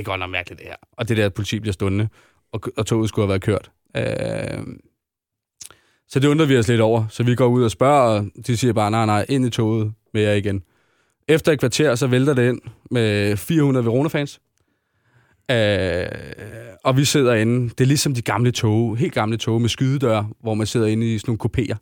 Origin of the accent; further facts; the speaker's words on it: Denmark; vi er danskere